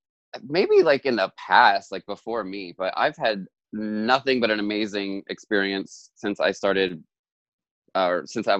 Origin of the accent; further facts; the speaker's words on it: Delaware, United States; Like, it's so weird, like saying that I'm from Delaware, and because you wouldn't think like Delaware has like all this drag